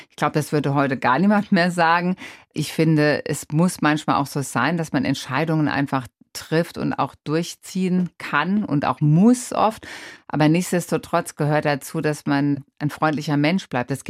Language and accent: German; Rhineland-Palatinate, Germany; Ich bin in der Pfalz groß geworden und ähm, ich bin auch so erzogen